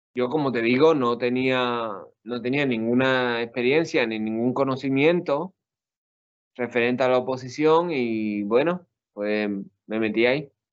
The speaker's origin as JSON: {"language": "Spanish", "town": "Seville", "region": "Andalusia", "country": "Spain", "also_born_or_lived": "Puebla, Mexico", "said": "soy de Sevilla"}